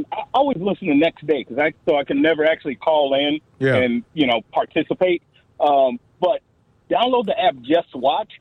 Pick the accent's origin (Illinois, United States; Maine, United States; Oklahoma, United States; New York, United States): Illinois, United States; Oak Park; I grew up in Chicago, in Oak Park, went to high school there.